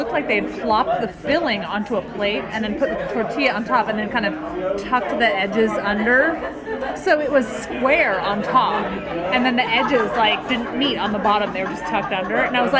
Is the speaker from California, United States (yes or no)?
yes; California, United States; moved away as an adult; also born or lived in Philadelphia; I'm from California